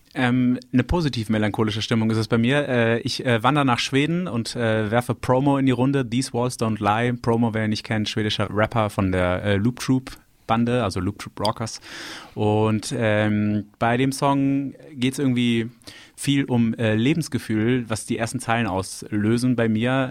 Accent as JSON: {"language": "German", "town": "Düsseldorf", "region": "North Rhine-Westphalia", "country": "Germany", "tie": "born or raised there", "said": "Ich wurde in Düsseldorf geboren"}